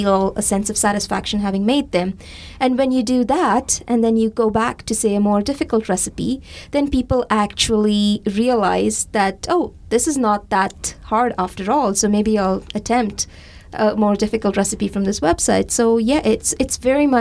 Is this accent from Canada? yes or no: no; India; moved away; my memories of growing up in India